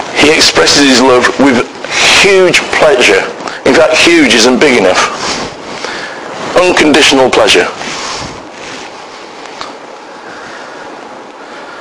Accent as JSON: {"language": "English", "country": "United Kingdom", "said": "We are so British"}